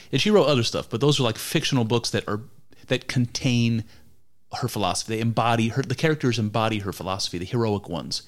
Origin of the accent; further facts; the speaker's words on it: United States; I grew up in America